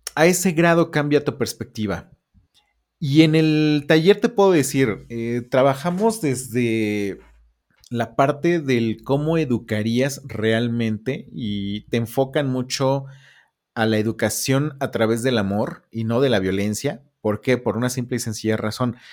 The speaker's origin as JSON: {"language": "Spanish", "region": "Puebla", "country": "Mexico", "said": "Nosotros somos de la Ciudad de Puebla."}